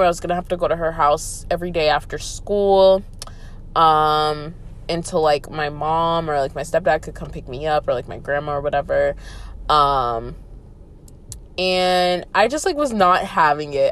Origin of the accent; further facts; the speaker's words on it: Atlanta, Georgia, United States; I grew up right outside of Atlanta um pretty much my whole life.